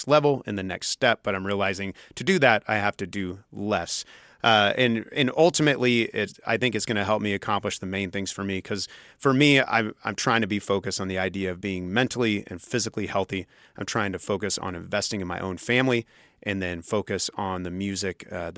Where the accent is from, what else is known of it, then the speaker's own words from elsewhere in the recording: Junction City, Kansas, United States; I grew up in Junction City